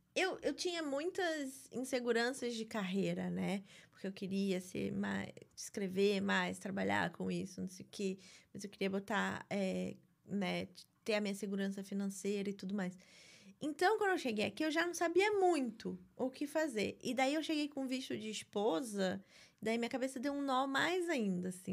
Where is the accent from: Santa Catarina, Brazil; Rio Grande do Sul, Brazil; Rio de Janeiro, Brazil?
Rio de Janeiro, Brazil; moved away as an adult; also born or lived in São Paulo, Brazil; now in New York, United States; Sou da Barra da Tijuca, quando tudo era mato lá.